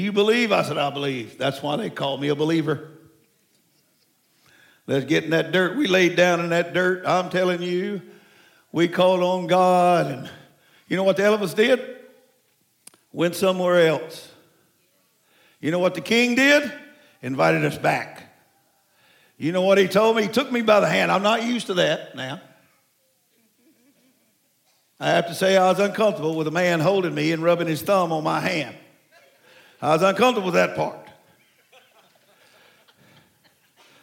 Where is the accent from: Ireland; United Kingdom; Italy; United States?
United States; Morehouse Parish, Louisiana; moved away; That's where I was born, Morehouse Parish.